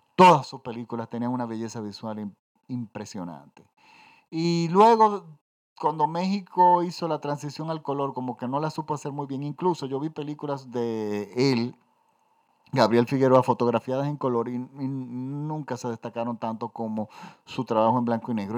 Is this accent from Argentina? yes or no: no; Dominican Republic; Yo crecí en los 70 en mi país, yo estoy en la República Dominicana. Yo crecí en una dictadura